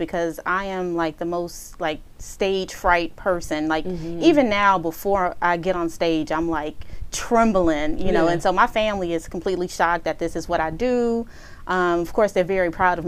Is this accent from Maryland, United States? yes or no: no; Houston, Texas, United States; I am from Houston, born and raised southwest side of Houston